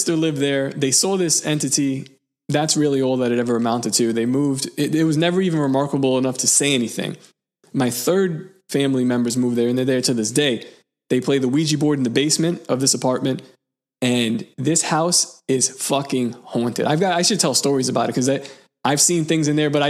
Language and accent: English; New York City, New York, United States; the house that I was born in Seagate, this house has been passed down in my family